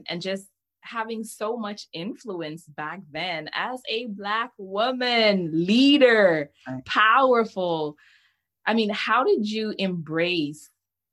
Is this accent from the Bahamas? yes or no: yes; Bahamas; moved away; also born or lived in Bay Area; I grew up in the Bahamas